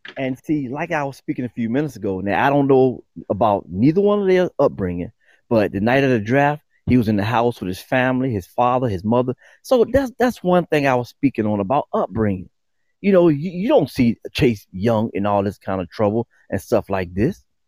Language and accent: English; Newport News, Virginia, United States; growing up in Newport News, Virginia